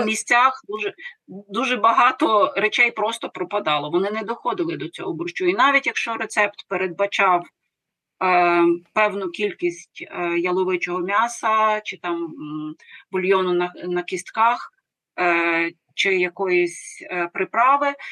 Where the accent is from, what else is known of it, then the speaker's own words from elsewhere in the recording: Lviv, Lviv Oblast, Ukraine; Я львів'янка.